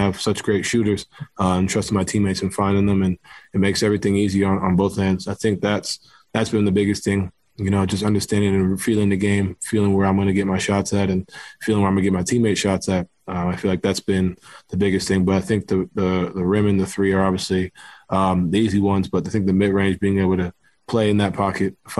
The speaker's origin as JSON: {"language": "English", "town": "New York City", "region": "New York", "country": "United States", "tie": "born or raised there", "moved": "yes", "said": "I grew up playing basketball in New York City"}